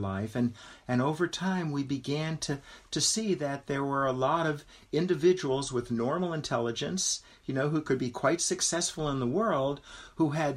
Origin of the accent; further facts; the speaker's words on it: Los Angeles, California, United States; I grew up in West Los Angeles